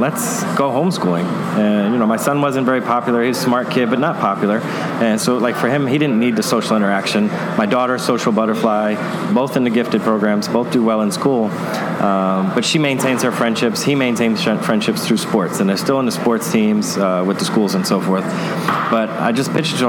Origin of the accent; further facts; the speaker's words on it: New York City, New York, United States; moved away as an adult; now in Tampa Bay, United States; growing up in Brooklyn, New York